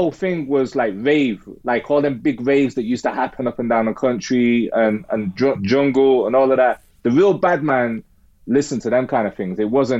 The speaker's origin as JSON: {"language": "English", "town": "Manchester", "region": "North West England", "country": "United Kingdom", "tie": "born or raised there", "moved": "as an adult", "lives_now": "London, United Kingdom", "said": "I moved to London in like, it's like 97, and growing up in Manchester, the gang shit was a way of life."}